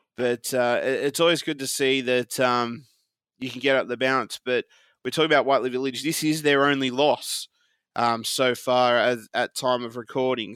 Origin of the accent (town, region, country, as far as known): Australia; moved away